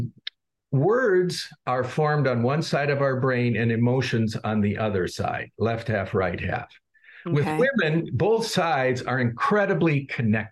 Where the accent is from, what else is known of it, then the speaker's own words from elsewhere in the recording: Chicago, Illinois, United States; I'm from Chicago